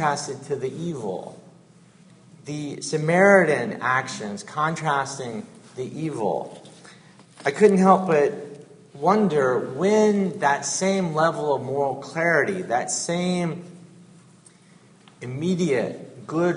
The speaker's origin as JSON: {"language": "English", "region": "Georgia", "country": "United States", "tie": "born or raised there", "moved": "yes", "said": "I was born in Georgia and grew up a Southern Baptist"}